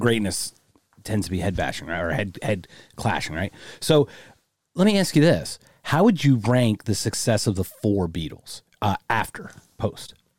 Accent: Philadelphia, Pennsylvania, United States; I'm from Philly

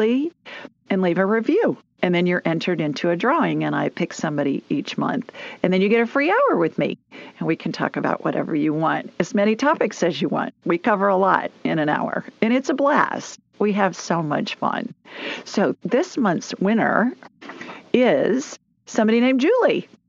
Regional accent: Columbus, Ohio, United States; moved away as an adult; also born or lived in Sioux Falls, South Dakota; now in Birmingham, United States; I grew up in Columbus

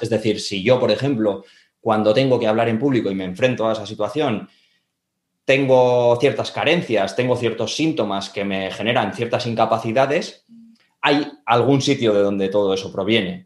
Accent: Bilbao, Basque Country, Spain; also born or lived in Andorra; yo soy de Bilbao, estudié turismo aquí en Bilbao

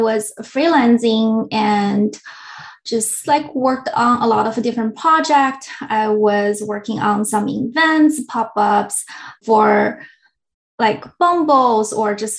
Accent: China; now in San Francisco Bay Area, United States; I'm originally from China, moved here in Bay Area about 10 years ago

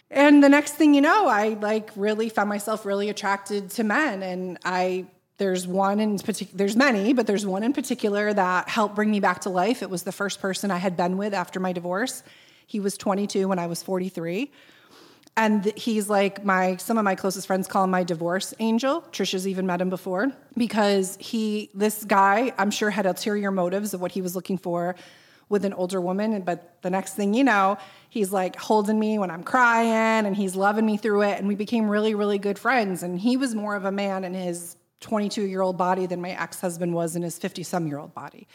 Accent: Boston, Massachusetts, United States; I said, "Boston."

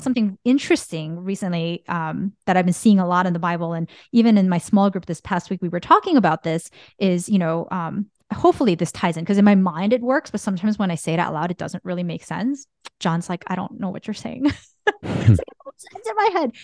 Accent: Bergen County, New Jersey, United States; growing up in Bergen County

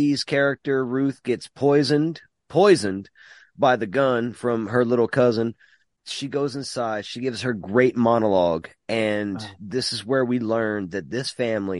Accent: Mamou, Louisiana, United States; also born or lived in North Jersey; we're from Mamou.

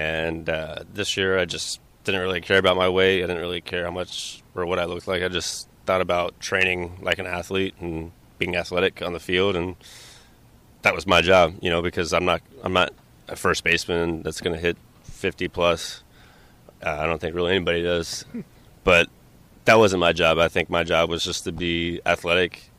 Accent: Orlando, Florida, United States; growing up in Orlando

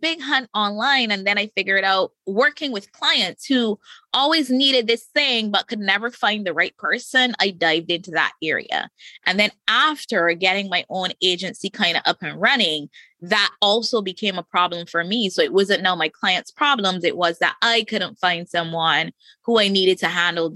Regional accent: Barbados; I live in the Caribbean. I'm from Barbados.

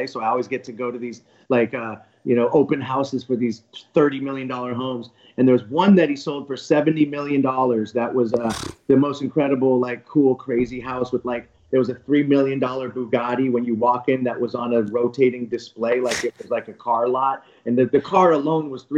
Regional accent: Bay Area, California, United States; I'm from the Bay Area

